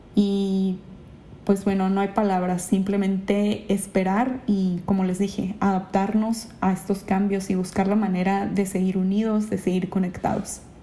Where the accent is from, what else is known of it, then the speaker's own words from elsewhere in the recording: Ensenada, Baja California, Mexico; moved away as an adult; also born or lived in Mexico City; now in Japan; Yo en Ensenada eh, allá vivía, allá estudié, ahí hice mi carrera de gastronomía